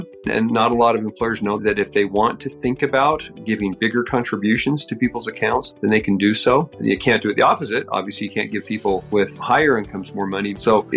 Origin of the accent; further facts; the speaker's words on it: Salt Lake City, Utah, United States; also born or lived in Sandy, Utah / Logan, Utah; Born and raised in Salt Lake City